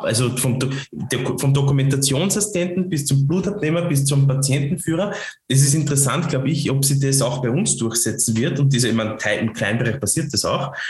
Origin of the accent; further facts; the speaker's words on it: Lower Austria, Austria; accent: Lower Austrian; mit meinem niederösterreichischen Dialekt